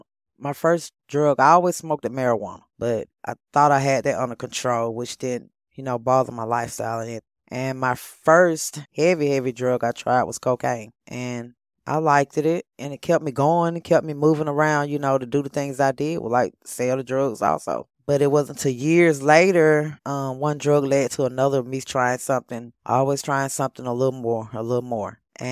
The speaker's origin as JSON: {"language": "English", "town": "Monroe", "region": "Georgia", "country": "United States", "tie": "born or raised there", "said": "In Monroe, Georgia."}